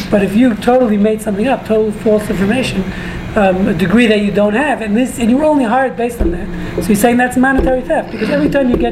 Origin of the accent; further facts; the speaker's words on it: New York City, New York, United States; moved away; I grew up in New York City, in case you didn't figure out the accent. Brooklyn, New York, actually.